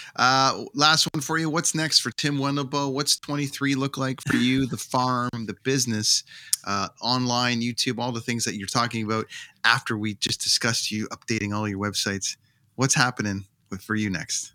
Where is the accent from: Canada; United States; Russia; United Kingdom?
Canada; as a Canadian